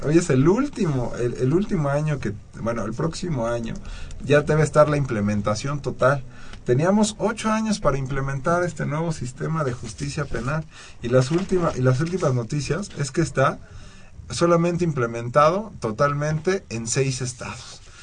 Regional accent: Mexico; nosotros como mexicanos

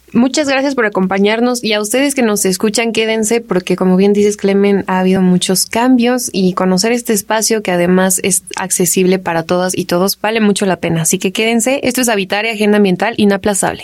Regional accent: Mexico; nosotras y nosotros como mexicanos

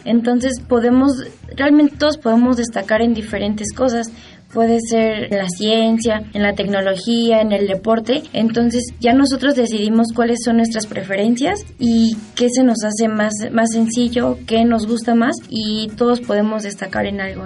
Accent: Mexico City, Mexico; Nací el 3 de mayo del 2000 y nací en la Ciudad de México.

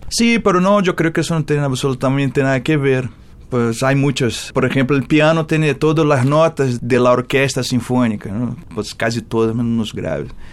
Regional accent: Rio de Janeiro, Brazil; Spanish is a second language; moved away as an adult; now in Mexico; Yo nací en Rio de Janeiro, en Botafogo, el barrio de Garrincha

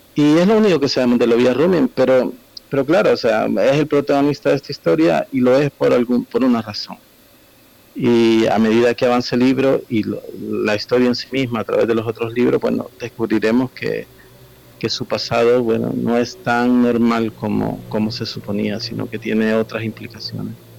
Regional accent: El Salvador

